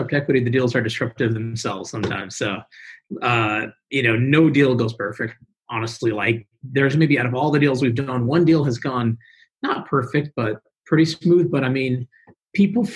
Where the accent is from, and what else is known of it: Houston, Texas, United States; born or raised there